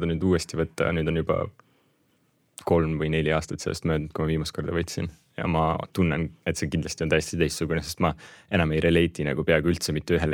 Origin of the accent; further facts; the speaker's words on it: Russia; born there; mina, minu väike vend, me ainsatena äh, meie suguvõsas ja perekonnas sündisime Venemaal ja kõik ülejäänud on eestlased ja tegelikult kodakondsuselt ma olen ka nagu eestlane.